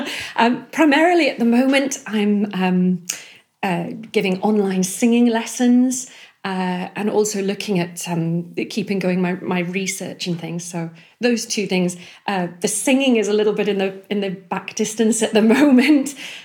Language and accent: English; Northumberland, North East England, United Kingdom; I'm from Northumberland, sort of Outer Hebrides of Northumberland